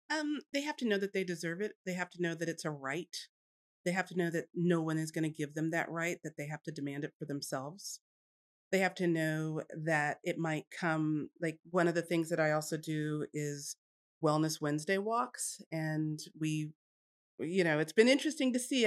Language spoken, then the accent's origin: English; Jersey Shore, New Jersey, United States; moved away as an adult; now in Texas, United States; I grew up on the Jersey Shore